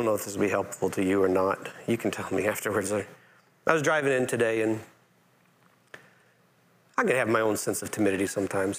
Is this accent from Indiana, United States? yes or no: yes; Indiana, United States; now in Concord, United States; I'm from Indiana